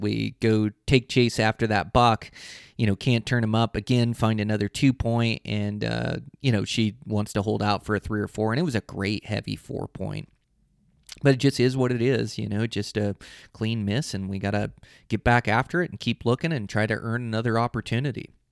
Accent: Western Washington, United States; now in Montana, United States; I come from Western Washington hunting blacktails

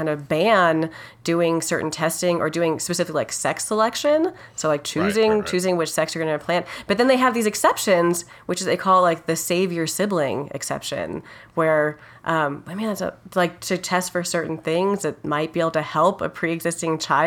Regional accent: Los Alamos, New Mexico, United States; moved away as an adult; also born or lived in Berkeley, California / Atlanta, Georgia; I grew up in Los Alamos, New Mexico, where my dad was a nuclear engineer for the laboratory there

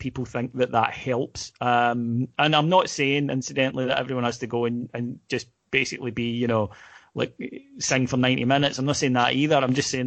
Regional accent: Scotland, United Kingdom; we're Scottish

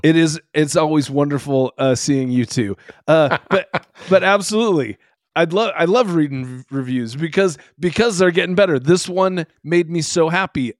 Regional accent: Seattle, Washington, United States; I grew up in Seattle, so yeah, in the late '80s and early '90s

